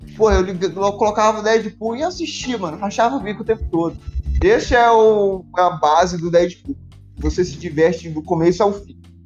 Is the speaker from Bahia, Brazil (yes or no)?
no; Santana, Amapá, Brazil; now in Maringá, Brazil; eu vim de Santana do Amapá